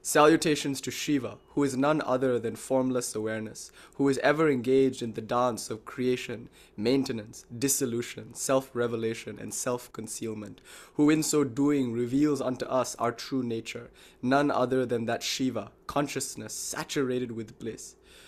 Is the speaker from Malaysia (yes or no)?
yes; Malaysia; So I grew up in Malaysia.